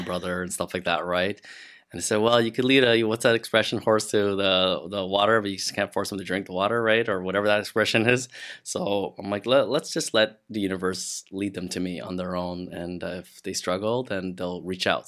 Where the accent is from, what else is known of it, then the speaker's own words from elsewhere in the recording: Montreal, Quebec, Canada; moved away as an adult; now in Ottawa, Canada; I'm from Montreal. That's where I grew up. And I had just moved to Ottawa a year or so